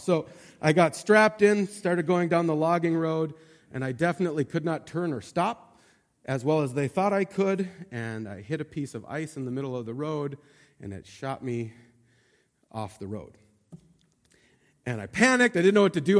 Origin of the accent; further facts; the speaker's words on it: Montana, United States; I grew up in Montana